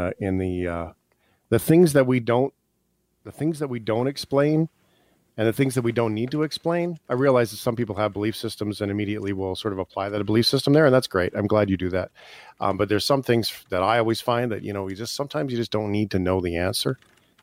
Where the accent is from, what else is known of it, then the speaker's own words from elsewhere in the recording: Calgary, Alberta, Canada; I'm even from Calgary